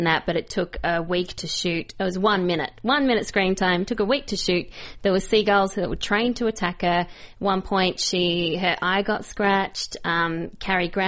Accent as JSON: {"language": "English", "country": "Australia", "said": "being Australian"}